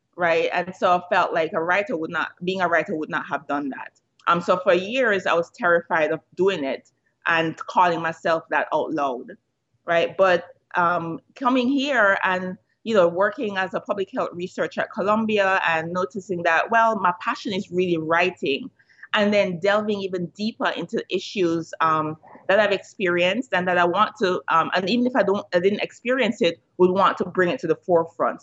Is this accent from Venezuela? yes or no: no; Jamaica; moved away as an adult; growing up in Jamaica